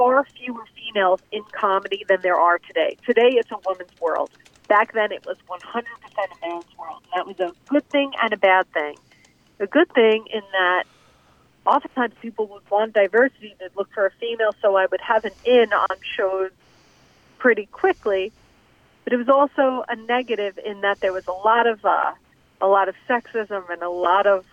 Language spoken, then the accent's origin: English; New Jersey, United States; I'm from New Jersey. I started out doing comedy in Jersey bars